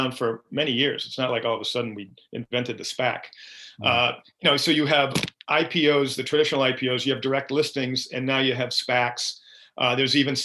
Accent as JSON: {"language": "English", "town": "Byfield", "region": "Massachusetts", "country": "United States", "tie": "born or raised there", "said": "I grew up in a town called Byfield, Massachusetts, which is North Shore of Massachusetts"}